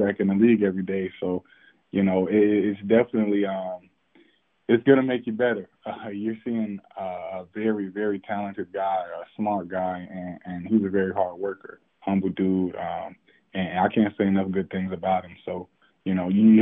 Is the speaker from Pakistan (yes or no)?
no; Fayetteville, North Carolina, United States; I'm from Fayetteville